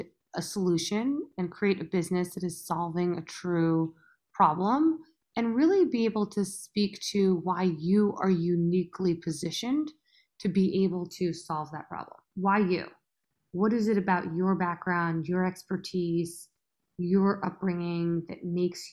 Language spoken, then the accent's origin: English; United States; accent: American; also born or lived in India; I was born in America, but I had one foot in India